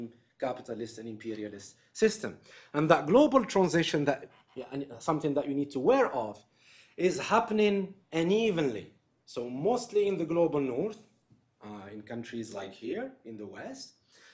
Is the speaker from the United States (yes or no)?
no; Algeria; my home country, in Algeria